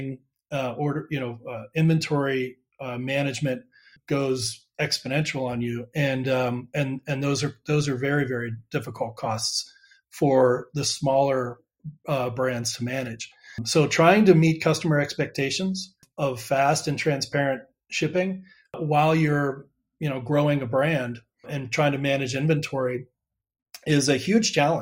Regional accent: Pittsburgh, Pennsylvania, United States; moved away as an adult; also born or lived in Oxford, Ohio / California; now in Austin, United States; I grew up in Pittsburgh, Pennsylvania

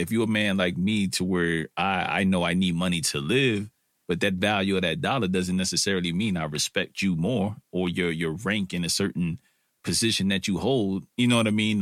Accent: New York City, New York, United States; I'm a, I'm a kid from Brooklyn, or an old man now, or if people would consider me that, from Brooklyn

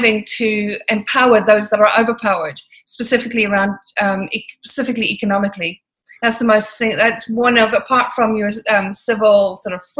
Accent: Ireland; moved away as an adult; now in London, United Kingdom; Irish parents, moved back to Ireland. And I lived a very unusual life in Ireland

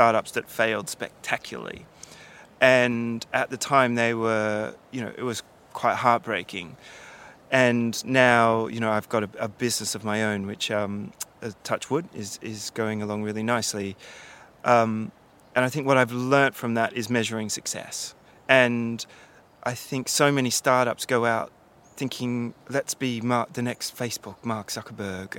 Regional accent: Canberra, Australian Capital Territory, Australia; moved away as an adult; now in London, United Kingdom; growing up in Australia, especially where I'm from, the bush capital, you know, Canberra

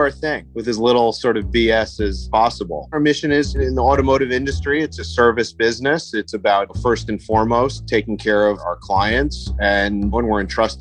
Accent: New York, United States; now in Los Angeles, United States; Growing up in New York

